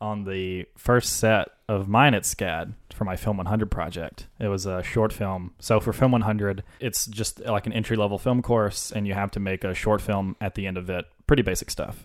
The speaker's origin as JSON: {"language": "English", "town": "Senatobia", "region": "Mississippi", "country": "United States", "tie": "born or raised there", "moved": "yes", "said": "Senatobia. It's about an hour south of Memphis"}